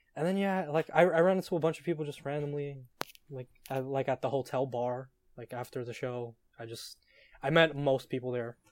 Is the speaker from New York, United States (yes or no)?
yes; New York City, New York, United States; I hail from New York City, A K A Real America